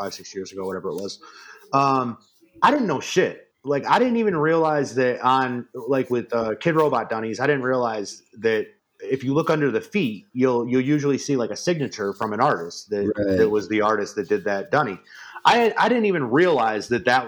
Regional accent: Albany, New York, United States; I grew up in upstate New York. And right around Albany area

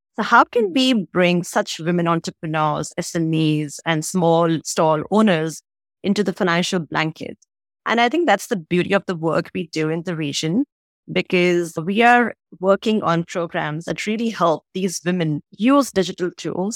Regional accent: Agra, Uttar Pradesh, India; moved away as an adult; also born or lived in Delhi, India; now in Singapore; I'm originally from Agra, which is where you have the Taj Mahal, the epitome of romance and love in India

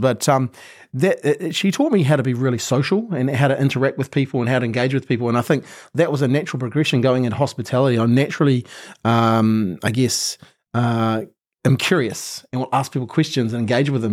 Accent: Christchurch, Canterbury, New Zealand; I'm a typical Kiwi kid

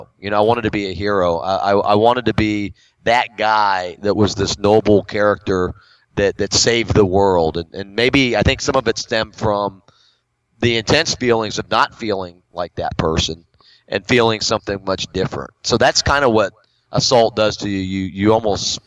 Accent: Florida, United States; also born or lived in Stuttgart, Germany; I grew up in Florida.

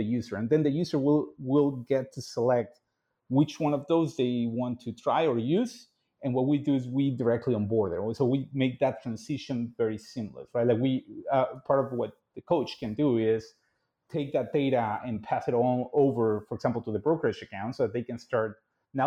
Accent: Mexico City, Mexico; born and raised in Mexico City to a very large and united family

